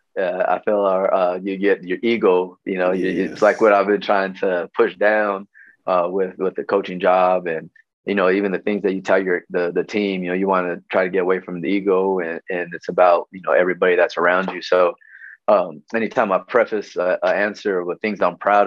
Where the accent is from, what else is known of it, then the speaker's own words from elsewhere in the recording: El Paso, Texas, United States; moved away as an adult; also born or lived in Albuquerque, New Mexico / Dallas, Texas; I was born in Albuquerque, New Mexico, 1976. So, you know, starting to get up there in age a little bit. In 84, my family moved to El Paso. And that's where I went to, you know, mostly elementary school through high school